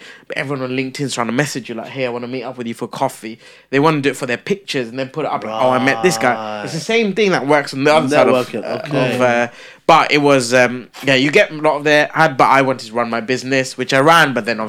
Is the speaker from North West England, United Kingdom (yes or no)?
no; London, United Kingdom; They're filming in London. I'm from London.